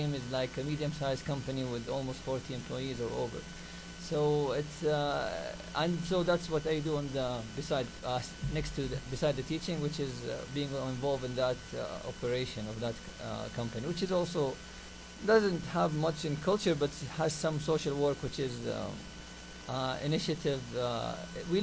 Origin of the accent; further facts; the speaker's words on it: Saudi Arabia; English is a second language; moved away as an adult; also born or lived in Newfoundland, Canada; now in Canada; I'm … from Saudi Arabia